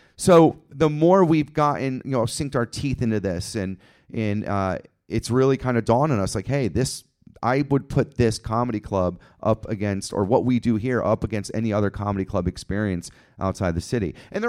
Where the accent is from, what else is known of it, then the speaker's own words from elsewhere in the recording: Connecticut, United States; I grew up in Connecticut. We grew up in Connecticut